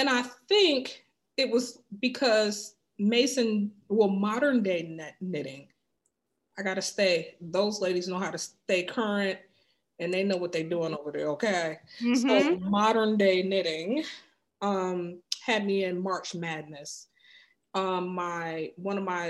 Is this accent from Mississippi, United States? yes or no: no; Wayne County, Michigan, United States; now in Washington, DC area, United States; I'm from like the Wayne County, mm-hmm. Inkster, Dearborn, you know, Wayne Westland area.